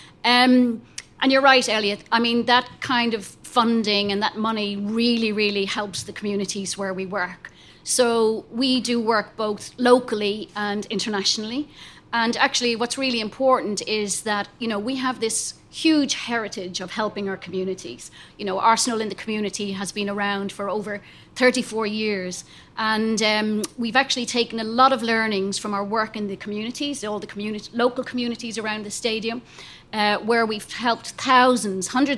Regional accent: Ireland; I'm Irish

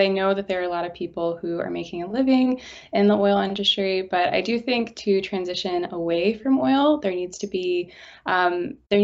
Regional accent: St. Louis, Missouri, United States; my hometown of St. Louis

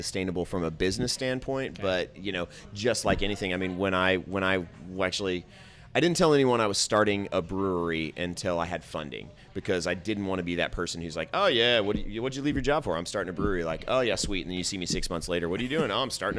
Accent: Indianapolis, Indiana, United States; also born or lived in Beech Grove, Indiana / Crawfordsville, Indiana; I was born in Beech Grove, Indiana. Uh-oh. So I grew up on the south side of Indianapolis

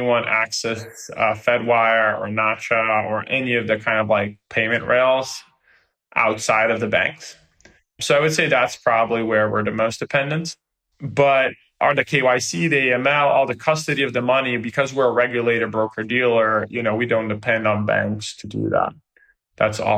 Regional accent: Brazil; now in United States; I come from Brazil

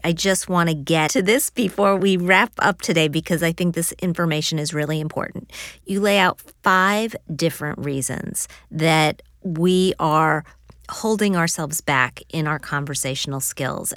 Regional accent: Midwest, United States; I grew up in the Midwest

